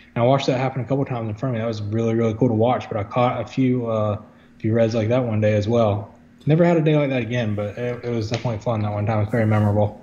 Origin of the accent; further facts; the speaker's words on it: Wilmington, North Carolina, United States; I'm from Wilmington. Um, I mean, I grew up here. I was born here